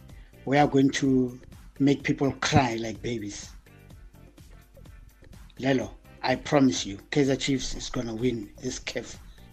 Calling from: Burgersfort, Limpopo, South Africa; This is …. I'm calling you from Beggersford.

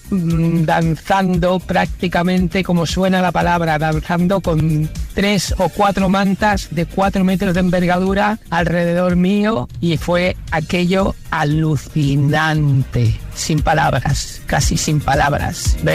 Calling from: Barcelona, Catalonia, Spain; Hola, Playkissers. Buenas tardes. … yo quisiera pasar, parar el tiempo

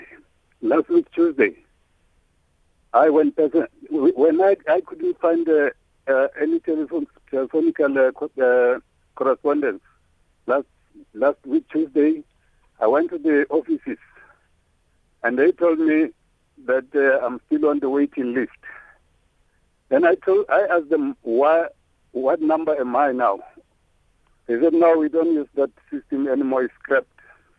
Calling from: Seshego, Limpopo, South Africa; I'm calling from Seshego. I'm a 65-year-old man

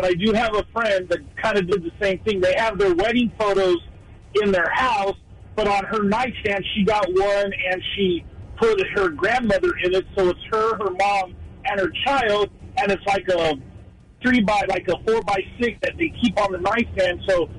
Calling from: Moreno Valley, California, United States; … from Moreno Valley.

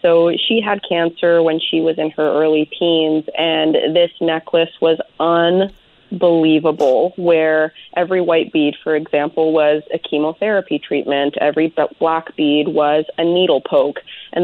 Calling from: Chemainus, British Columbia, Canada; I am calling you from Chemainus.

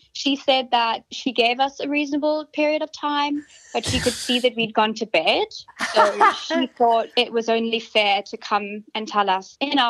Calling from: Sydney, New South Wales, Australia; I'm calling from Neutral Bay.

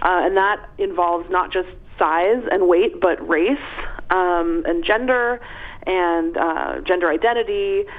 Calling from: Seattle, Washington, United States; I'm calling from Seattle, Washington. I'm sitting in my mother's kitchen.

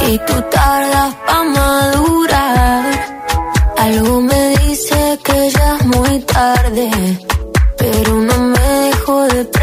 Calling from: Móstoles, Community of Madrid, Spain; eh, de Móstoles

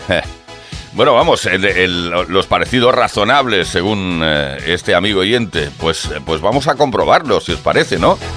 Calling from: Ciudad Real, Castilla-La Mancha, Spain; de Ciudad Real.

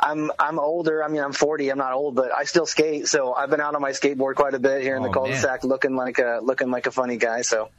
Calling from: Enumclaw, Washington, United States; I'm out in Enumclaw.

